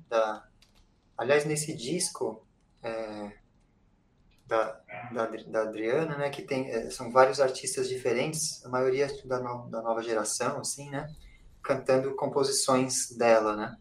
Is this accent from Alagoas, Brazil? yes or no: no; São Paulo, Brazil; eu sou compositor, cantor é, e, daqui de São Paulo